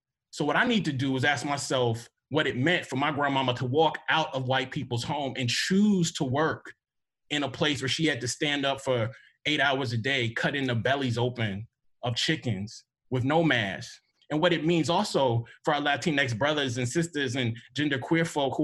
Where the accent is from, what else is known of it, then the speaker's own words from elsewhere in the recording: Mississippi, United States; I am from Mississippi